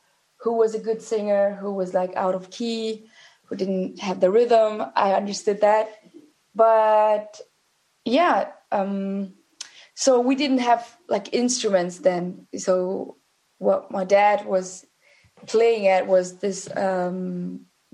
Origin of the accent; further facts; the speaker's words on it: St. Gallen, Switzerland; also born or lived in Zurich; Home was in St. Gallen, which is a small town in Switzerland. I was born and raised in Switzerland.